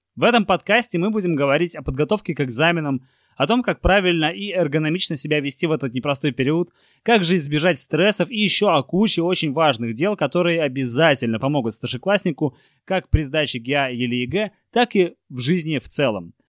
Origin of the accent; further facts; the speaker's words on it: Saint Petersburg, Russia; я парень из Купчино, из Санкт-Петербурга